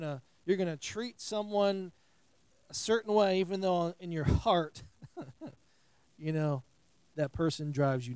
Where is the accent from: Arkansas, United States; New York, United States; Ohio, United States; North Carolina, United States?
New York, United States; moved away as an adult; now in Southern United States; I'm from New York, in New York